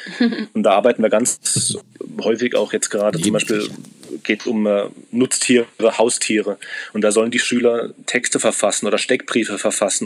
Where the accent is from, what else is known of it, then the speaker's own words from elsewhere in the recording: Germany; Ich bin Deutscher